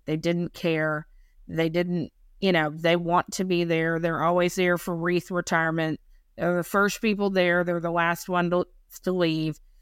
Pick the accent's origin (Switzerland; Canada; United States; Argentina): United States; North Carolina; moved away; also born or lived in Maine; I'm from North Carolina.